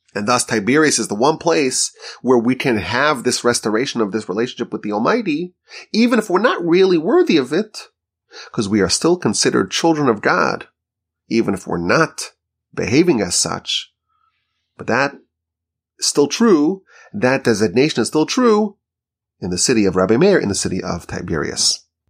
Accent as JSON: {"language": "English", "town": "Monsey", "region": "New York", "country": "United States", "tie": "born or raised there", "moved": "yes", "lives_now": "Houston, United States", "said": "where I grew up in Muncie, New York."}